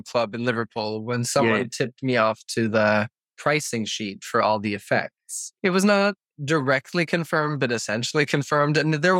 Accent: Norway; I grew up in Norway

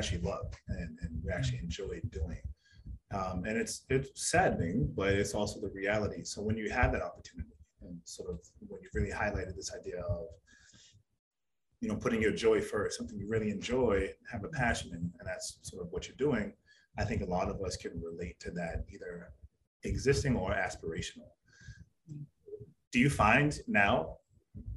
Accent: East Coast, United States; now in Tucson, United States; We're both from the East Coast.

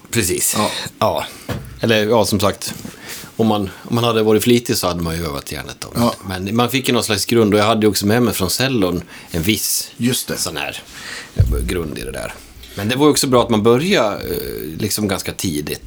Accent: Borlänge, Dalarna County, Sweden; moved away; also born or lived in Falun; Borlänge, eh, där växte jag upp på

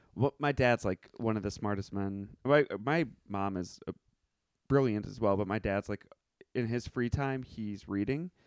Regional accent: Evanston, Illinois, United States; moved away; I grew up in Evanston, Illinois.

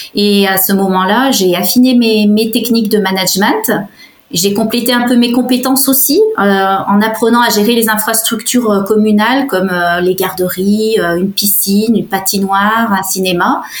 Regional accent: Savoie, Auvergne-Rhône-Alpes, France; l'environnement montagne dont, j'étais issue, parce qu'il faut savoir que je suis savoyarde de, naissance

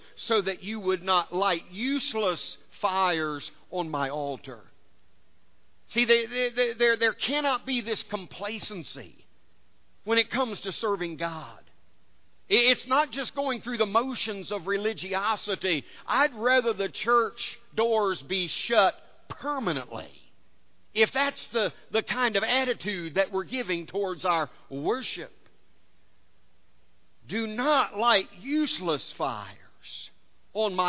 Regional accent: United States; being born and raised in America

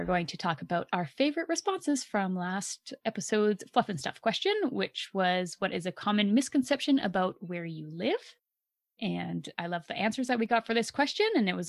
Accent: Canada; One time while traveling internationally, I told a couple I was from Canada, and right away they assumed that I lived in an igloo in my lifetime.

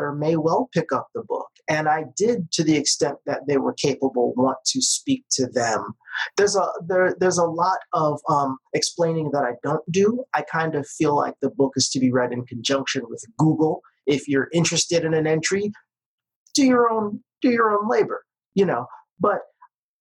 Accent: New York City, New York, United States; I spent half of my childhood in the kind of diversity that doesn't even exist anymore, you know, in New York City. If you go back to the neighborhood I grew up

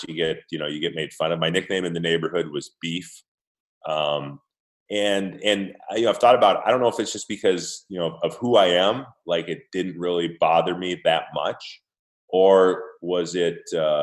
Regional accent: Minnesota, United States; my hometown team, the Minnesota Vikings

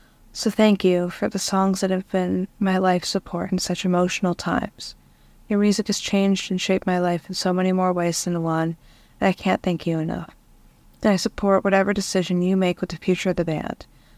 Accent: Ohio, United States; I'm from Ohio and I'm a singer-songwriter.

